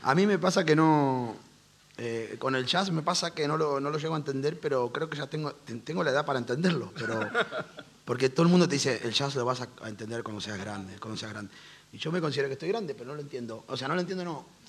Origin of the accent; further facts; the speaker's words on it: Argentina; now in Madrid, Spain; nosotros porque venimos de Argentina.